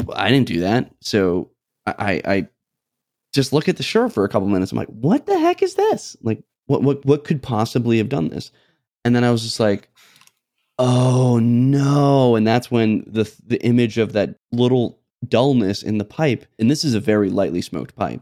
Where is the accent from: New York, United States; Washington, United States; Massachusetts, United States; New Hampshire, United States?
New Hampshire, United States; moved away; I'm from New Hampshire, where we have no sales tax